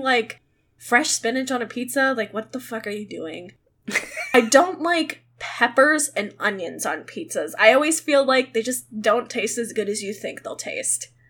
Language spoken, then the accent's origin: English; Midwest, United States; I'm from the Midwest